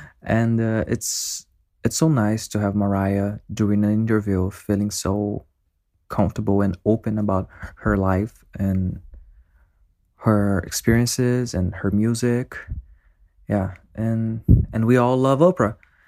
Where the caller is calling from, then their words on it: Brazil; I'm from Brazil.